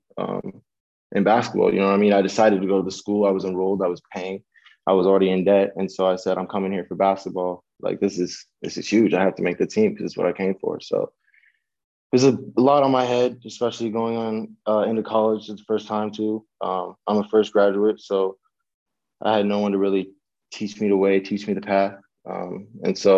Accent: California, United States; I live born and raised in Cali

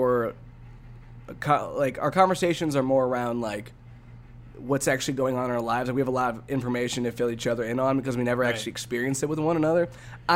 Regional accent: Ohio, United States; moved away as an adult; also born or lived in Tennessee; I'm from Ohio

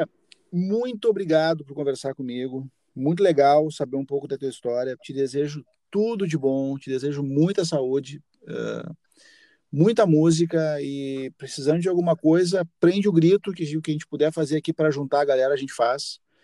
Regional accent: Santana do Livramento, Rio Grande do Sul, Brazil; also born or lived in Rivera, Uruguay; eu nasci em Rivera, me criei uma parte da minha vida em Livramento

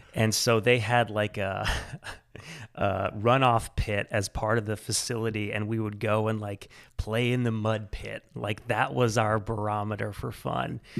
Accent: central Illinois, United States; now in Portland, Maine, United States; I grew up far from here in, uh, central Illinois.

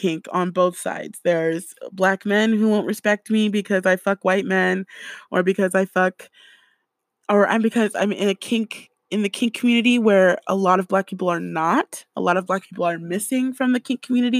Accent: California, United States; I grew up in California

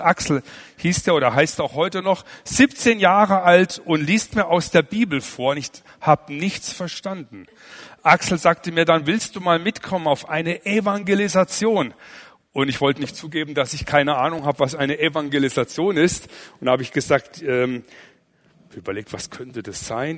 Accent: Allgäu, Bavaria, Germany; ich komme aus dem Allgäu

